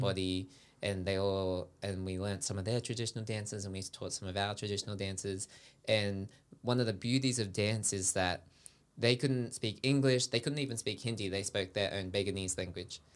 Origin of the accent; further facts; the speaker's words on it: Sydney, New South Wales, Australia; I grew up in Sydney